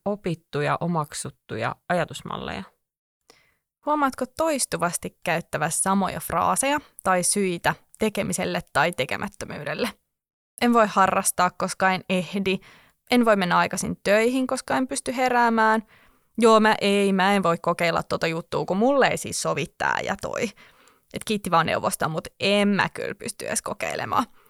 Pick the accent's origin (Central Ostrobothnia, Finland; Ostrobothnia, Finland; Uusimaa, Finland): Uusimaa, Finland; Espoo; olen itse tälle espoolaisena